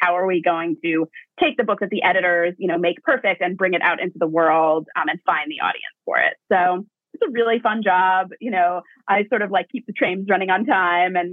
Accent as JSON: {"language": "English", "town": "Hastings-on-Hudson", "region": "New York", "country": "United States", "tie": "born or raised there", "said": "I grew up in Westchester. I'm from Hastings-on-Hudson"}